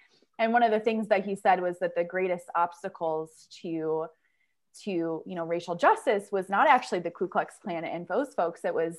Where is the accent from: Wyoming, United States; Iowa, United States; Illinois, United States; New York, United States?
Iowa, United States; Urbandale; I grew up in Urbandale, Iowa, which is a suburb of Des Moines, which is very like upper Midwestern, very like white, very suburbs, you know.